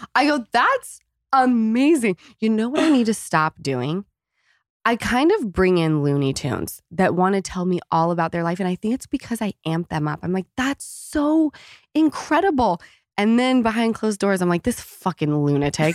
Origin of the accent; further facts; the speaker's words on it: Utah, United States; moved away; coming from Utah